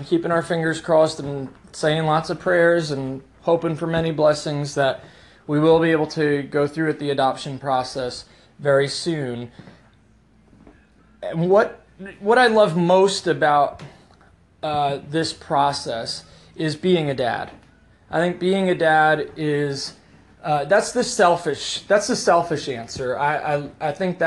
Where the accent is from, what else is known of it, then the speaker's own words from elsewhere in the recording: United States; I grew up in the New Jersey, New York metropolitan area